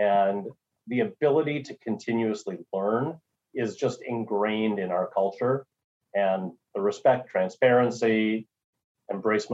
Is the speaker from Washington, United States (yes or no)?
no; Minnesota, United States; also born or lived in North Dakota; I'm from Minnesota originally, went to school in North Dakota